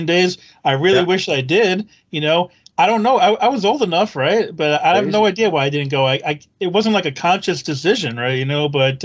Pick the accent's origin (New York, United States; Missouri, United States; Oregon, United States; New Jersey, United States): New York, United States; Huntington; moved away as an adult; also born or lived in Boston; where I grew up in Huntington, Long Island